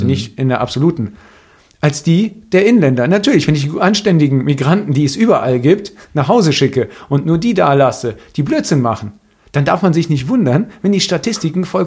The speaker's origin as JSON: {"language": "German", "country": "Greece", "said": "Weil Rassismus fängt, und das weiß ich als Grieche"}